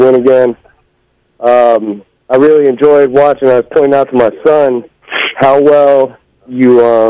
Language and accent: English; Florida, United States; Hey, what's up? … from Ocala, Florida.